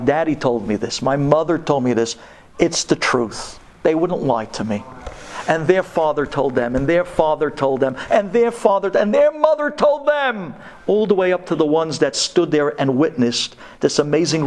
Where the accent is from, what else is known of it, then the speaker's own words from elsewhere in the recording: New York City, New York, United States; I'm from Brooklyn